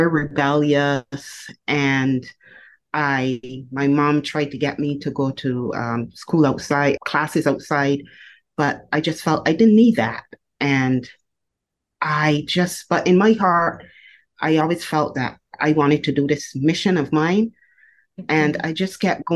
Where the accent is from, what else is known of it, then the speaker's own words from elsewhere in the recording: Barbados; I was born in Barbados, and I was raised in a domestic violence family